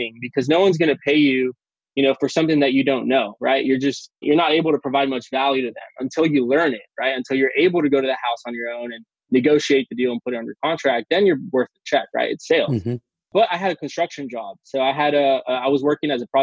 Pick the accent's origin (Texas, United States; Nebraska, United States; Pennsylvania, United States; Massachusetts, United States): Texas, United States; McAllen; also born or lived in San Antonio, Texas; I am in McAllen, Texas. Okay. I was born and raised in McAllen